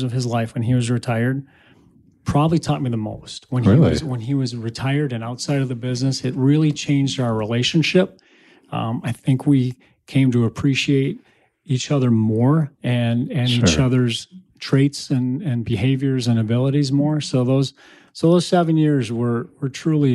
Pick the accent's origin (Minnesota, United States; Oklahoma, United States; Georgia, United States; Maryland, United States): Minnesota, United States; Shakopee; grew up in Shakopee, Minnesota